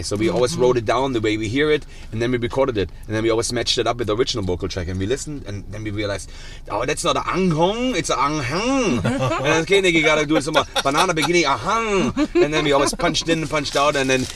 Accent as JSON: {"language": "English", "country": "Germany", "said": "I'm from Germany"}